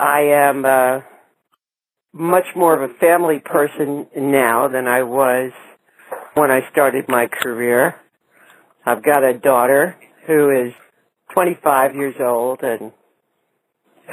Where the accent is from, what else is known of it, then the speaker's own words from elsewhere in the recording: New York City, New York, United States; I grew up in Manhattan